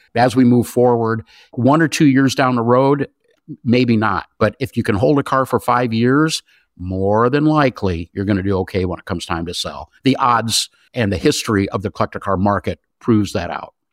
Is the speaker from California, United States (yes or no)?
yes; Southern California, United States; I grew up in Southern California.